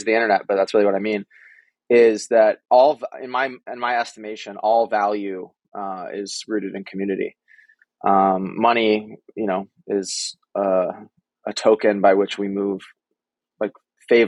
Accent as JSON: {"language": "English", "town": "Needham", "region": "Massachusetts", "country": "United States", "tie": "born or raised there", "moved": "as an adult", "lives_now": "Brooklyn, United States", "said": "I grew up in Boston, or a town called Needham, Massachusetts"}